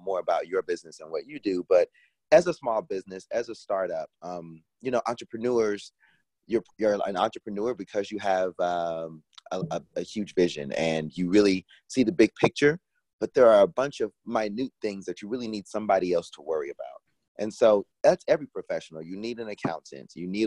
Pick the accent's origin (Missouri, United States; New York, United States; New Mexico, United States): Missouri, United States; Kansas City; moved away as an adult; also born or lived in Washington, District of Columbia, United States; When I was 10 years old, my family lived in an apartment. I'm from Kansas City originally. So back in the Midwest, I was just finishing up the fifth grade